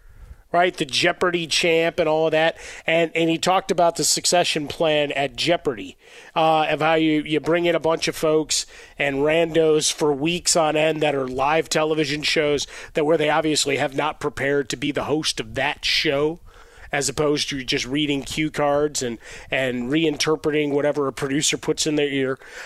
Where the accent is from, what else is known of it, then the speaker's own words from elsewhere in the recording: Chicago, Illinois, United States; I mean, the teachers growing up in Chicago, right?